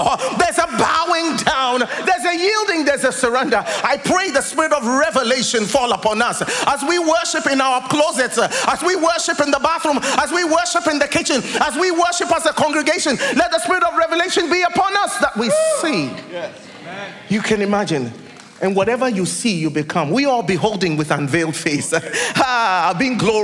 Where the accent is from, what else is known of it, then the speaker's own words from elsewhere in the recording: Ghana; moved away as an adult; also born or lived in United Kingdom; I'm from Ghana